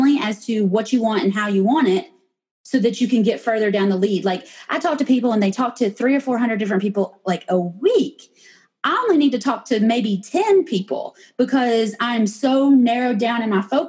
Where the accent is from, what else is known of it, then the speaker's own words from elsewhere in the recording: Knoxville, Tennessee, United States; moved away as an adult; now in Georgia, United States; I was born and raised in Knoxville. I'm a Vol girl and I always will be.